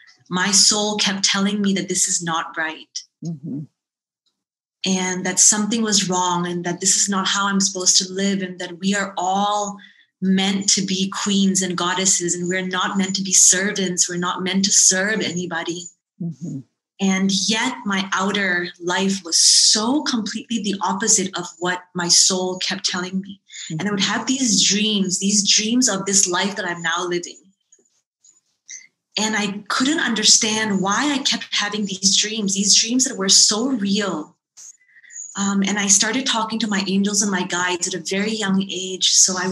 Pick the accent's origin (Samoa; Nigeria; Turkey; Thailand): Thailand; born there; also born or lived in Dallas, Texas; I was born in Thailand. And we were living in Dallas, Texas at the time